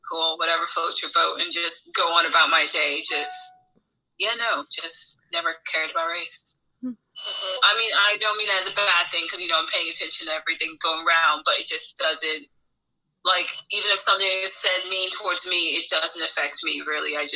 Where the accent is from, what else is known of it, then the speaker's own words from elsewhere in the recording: Montclair, New Jersey, United States; accent: valley girl; I grew up in Montclair